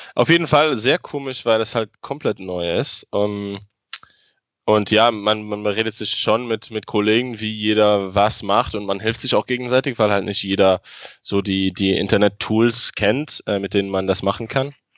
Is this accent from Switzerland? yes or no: no; Luxembourg; ich wohne in Luxemburg, ich bin aus Luxemburg, ich habe den größten Teil meines Lebens hier gewohnt.